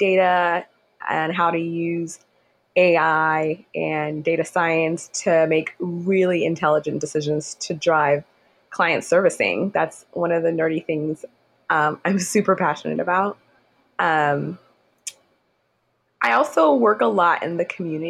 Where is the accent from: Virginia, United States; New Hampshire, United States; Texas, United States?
Texas, United States; Houston; moved away as an adult; also born or lived in Nigeria / Sugar Land, Texas; now in New York City, United States; I was born in Nigeria. I call Houston home because I was raised in Houston, spent most of my childhood there.